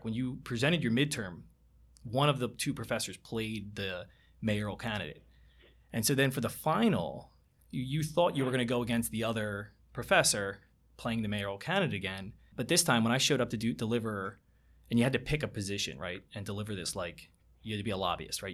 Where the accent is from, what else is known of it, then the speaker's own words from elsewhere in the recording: Barrington, New Jersey, United States; I grew up in Barrington